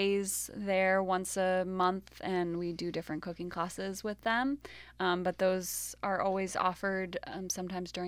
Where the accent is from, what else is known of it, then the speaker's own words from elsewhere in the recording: Mansfield, Connecticut, United States; also born or lived in Oregon; I grew up in this area. I grew up in Mansfield.